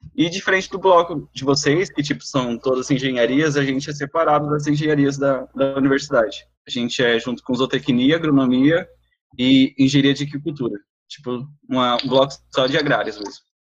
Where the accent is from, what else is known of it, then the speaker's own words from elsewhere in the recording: Laguna Carapã, Mato Grosso do Sul, Brazil; eu sou de Laguna Carapã, uma cidadezinha aqui no Mato Grosso do Sul